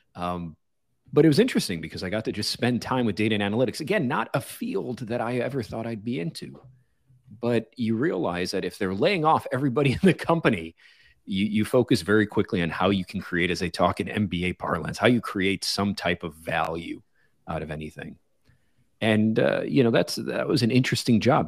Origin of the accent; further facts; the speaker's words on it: Chicago, Illinois, United States; moved away as an adult; also born or lived in Los Angeles / Silicon Valley; pulled me out of my hometown of Chicago into Los Angeles